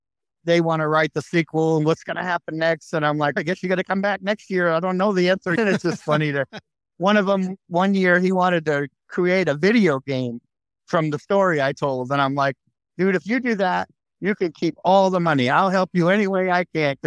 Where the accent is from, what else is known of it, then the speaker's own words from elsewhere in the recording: New Hampshire, United States; moved away; also born or lived in Maine; But a lot of my enjoyment was where I'm from, New England. So I grew up in New Hampshire.